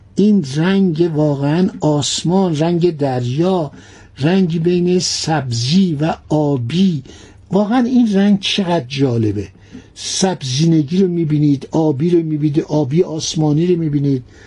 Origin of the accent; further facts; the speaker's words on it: Iran; ما ایرانی هستیم